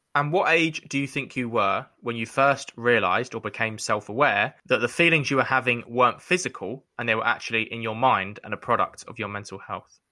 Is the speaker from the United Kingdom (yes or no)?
yes; London, United Kingdom; growing up in North East London